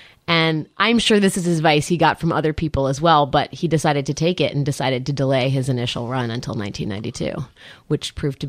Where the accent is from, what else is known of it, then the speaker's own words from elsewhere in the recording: Washington, District of Columbia, United States; public school in Washington, D.C. And that's where I was born and raised.